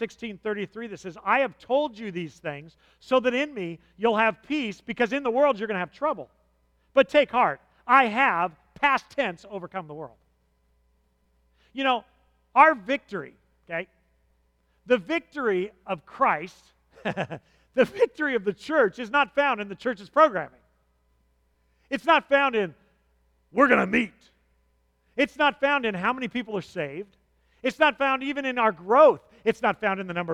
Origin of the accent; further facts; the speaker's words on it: United States; I grew up in America